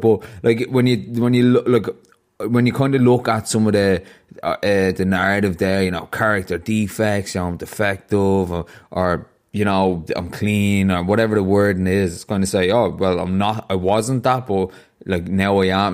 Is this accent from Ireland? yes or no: yes; Ireland; I grew up in Ireland